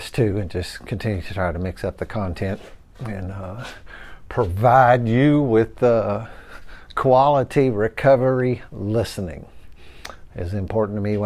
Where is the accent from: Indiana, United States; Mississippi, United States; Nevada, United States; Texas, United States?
Indiana, United States; New Albany; I was born and raised in New Albany, Indiana. Never have lived anywhere else